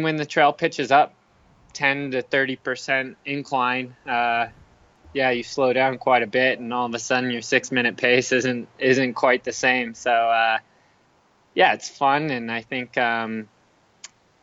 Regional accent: Phoenix, Arizona, United States; now in Flagstaff, United States; I live in Flagstaff, Arizona. I'm originally from Phoenix, Arizona, so kind of staying close to home a little bit nowadays

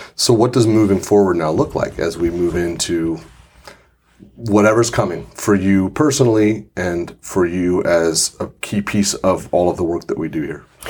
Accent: Santa Rosa, California, United States; As someone who grew up in Santa Rosa, this is my hometown

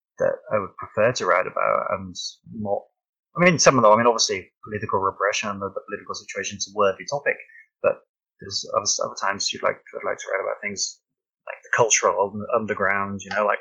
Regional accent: United Kingdom; I'm British and I've never even been to America

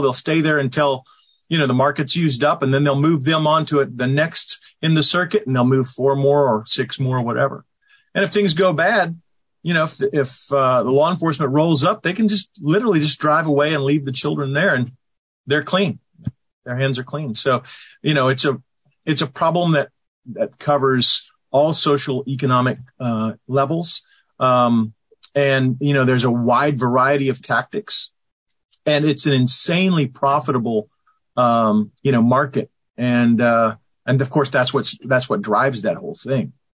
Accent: the South, United States; I grew up here in the South, in the United States

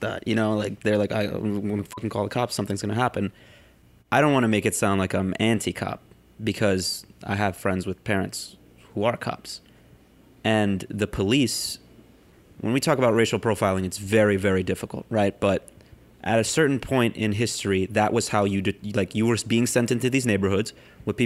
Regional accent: New York City, New York, United States; I grew up in Harlem my whole life

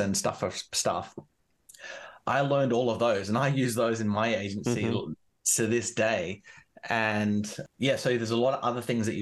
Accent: Canberra, Australian Capital Territory, Australia; where I'm from Canberra

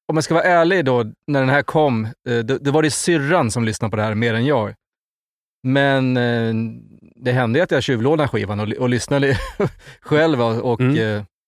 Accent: Avesta, Dalarna County, Sweden; vi är ju från Avesta

